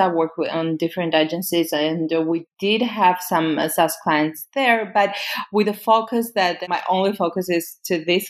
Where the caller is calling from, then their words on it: Romania; I'm currently calling you from Romania.